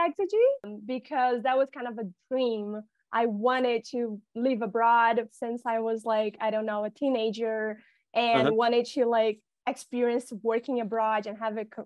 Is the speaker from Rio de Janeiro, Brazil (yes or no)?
yes; Rio de Janeiro, Brazil; I'm from Rio de Janeiro